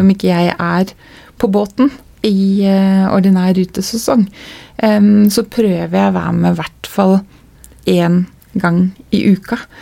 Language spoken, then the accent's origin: Norwegian; Telemark, Norway; vi som kom fra Telemark. Mm. For vi nevnte ikke Skien, Porsgrunn, Ulfoss, vi kom fra Telemark.